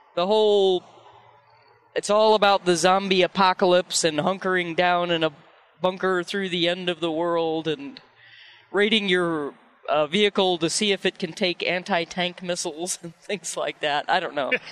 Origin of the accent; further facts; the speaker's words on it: Missouri, United States; I was born in Missouri